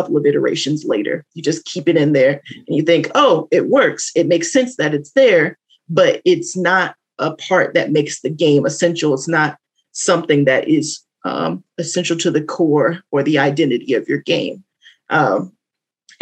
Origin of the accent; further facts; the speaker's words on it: the South, United States; I'm from the South, so this was like a rite of passage. You would grow up playing spades